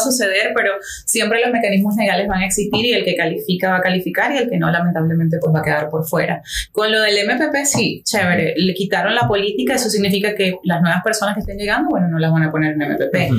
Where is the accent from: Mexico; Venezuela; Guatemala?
Venezuela; Maturín, Monagas; now in Miami, United States; yo soy de Venezuela, como mucha gente ya sabe y de repente sienten por el acento.